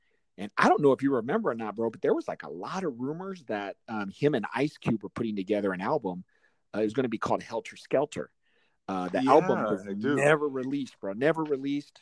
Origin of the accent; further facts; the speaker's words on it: Arizona, United States; moved away; I'm from Arizona.